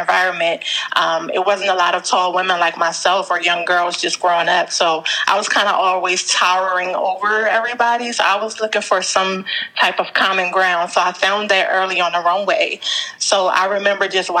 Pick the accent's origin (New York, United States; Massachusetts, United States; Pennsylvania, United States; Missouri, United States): Pennsylvania, United States; Philadelphia; I'm from Philadelphia